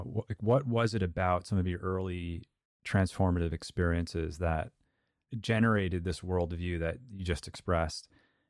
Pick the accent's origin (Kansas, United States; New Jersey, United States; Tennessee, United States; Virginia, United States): New Jersey, United States; Montclair; So I grew up mostly in Montclair, New Jersey, and there were teachers there.